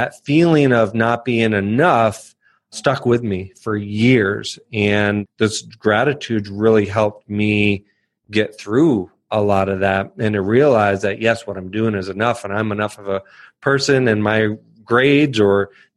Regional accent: Northern Virginia, United States; moved away; I grew up in Northern Virginia

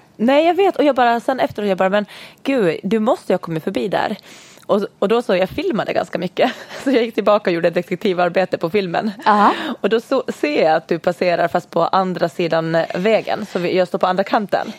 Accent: Åland Islands; vi kommer ju båda två från Åland. Ja. Yes, så vi har faktiskt till och med gått i samma skola hela vägen.

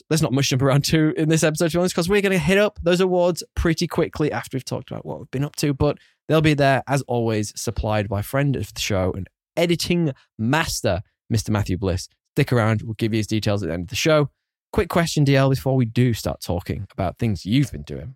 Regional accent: United Kingdom; being a Brit, it's way against my cultural heritage

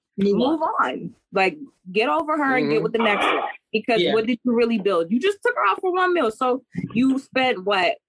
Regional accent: Jamaica; I'm Jamaican

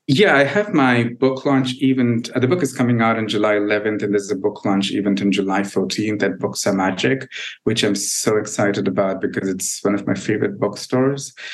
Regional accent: India; moved away as an adult; now in United States

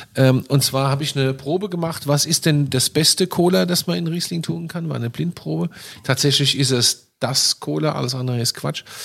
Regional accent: Rhineland-Palatinate, Germany; ich bin groß geworden mit Schorle

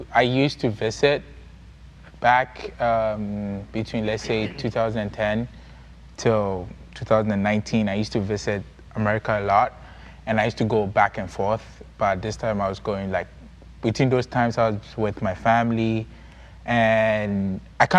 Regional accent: Ghana; now in United States; I'm from Ghana, and I'm in Sacred Heart University. That's where I school and live right now.

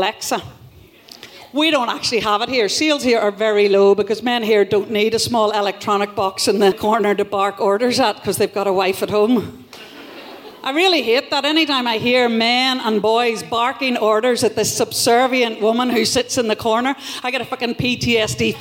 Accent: Northern Ireland, United Kingdom; That's what we love in Northern Ireland. Not being responsible, but complaining lots of times

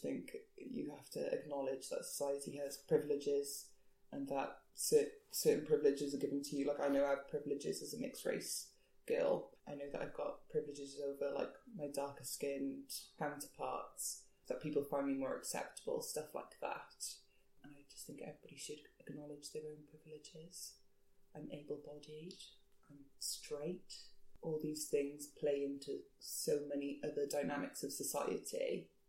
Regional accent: Cardiff, Wales, United Kingdom; accent: Welsh; also born or lived in London; now in Cardiff, United Kingdom; From Cardiff, Canton girl

